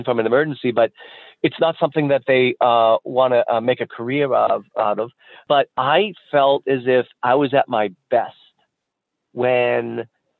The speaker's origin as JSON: {"language": "English", "region": "near University of Massachusetts", "country": "United States", "tie": "born or raised there"}